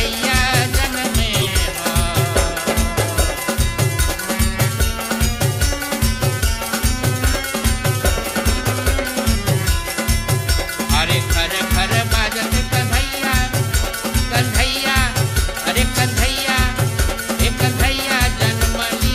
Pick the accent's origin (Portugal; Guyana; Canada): Guyana; I'm Guyanese